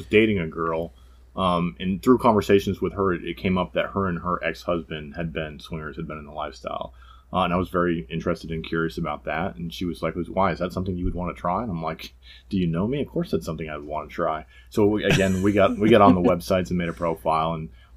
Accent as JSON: {"language": "English", "region": "New England", "country": "United States", "said": "I'm from the New England area"}